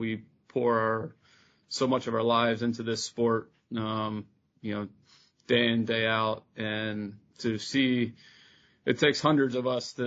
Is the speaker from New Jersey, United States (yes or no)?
yes; New Jersey, United States; I grew up in New Jersey